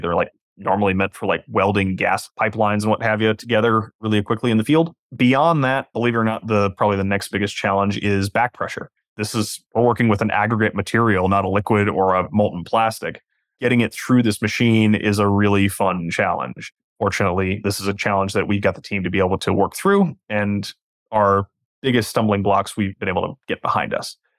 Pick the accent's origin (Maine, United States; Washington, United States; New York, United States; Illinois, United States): Washington, United States; Western; now in Southern California, United States; I'm from Western Washington